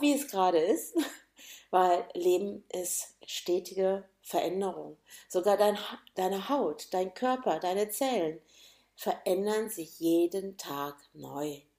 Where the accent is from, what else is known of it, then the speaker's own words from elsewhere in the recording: Gönnern, Hesse, Germany; also born or lived in Hannover, Lower Saxony; bin dann nach Gönnern, heißt übrigens dieser Ort, wo ich herkomme